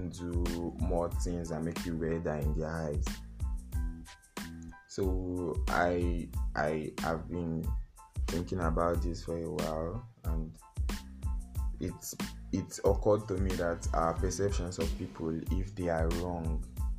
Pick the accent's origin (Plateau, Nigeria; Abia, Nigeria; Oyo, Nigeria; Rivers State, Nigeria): Rivers State, Nigeria; Niger Delta; you are from the south, you are from River State